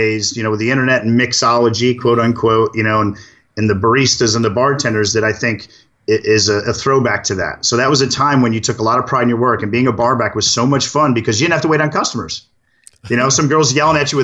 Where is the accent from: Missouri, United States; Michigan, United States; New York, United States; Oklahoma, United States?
New York, United States; Syracuse; also born or lived in Buffalo; I grew up in Syracuse